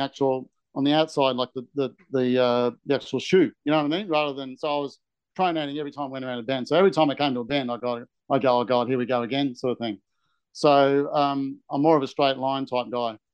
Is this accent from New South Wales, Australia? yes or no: no; Brisbane, Queensland, Australia; also born or lived in Canberra; I live in Camp Hill, and uh, I was brought up in Camp Hill